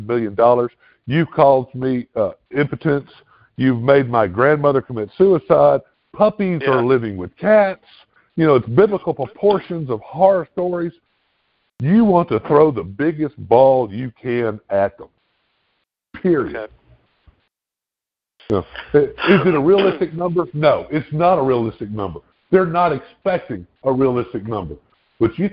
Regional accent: Tennessee, United States; I'm the 901 area code

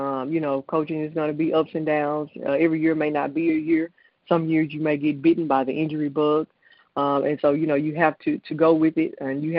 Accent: Longview, Texas, United States; also born or lived in Mississippi; I'm originally from East Texas, from Longview, Texas.

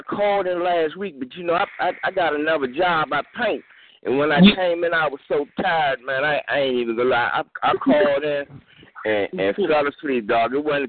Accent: Washington, District of Columbia, United States; because I'm from the District of Columbia

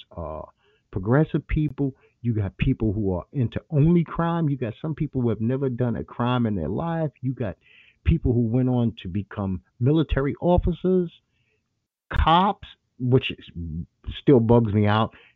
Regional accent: New York City, New York, United States; moved away as an adult; also born or lived in Utah; I was born in Brooklyn Jewish Hospital. And they pretty much spent the first 2 decades of my life until I moved to Utah in the borough of Brooklyn

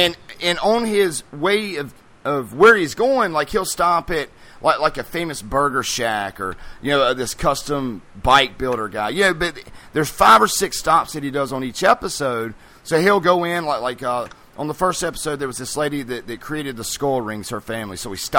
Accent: North Carolina, United States; this week it was in North Carolina, which is my home state. I'm in Greensboro, North Carolina

